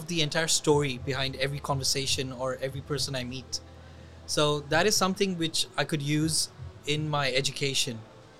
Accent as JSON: {"language": "English", "region": "Dubai", "country": "United Arab Emirates", "tie": "born or raised there", "said": "I am person who's born and raised in Dubai."}